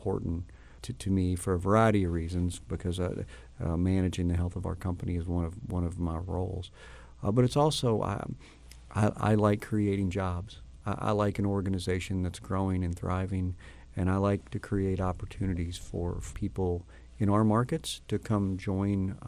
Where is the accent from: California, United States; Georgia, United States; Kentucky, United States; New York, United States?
Kentucky, United States; Louisville; This is my hometown. I was born and raised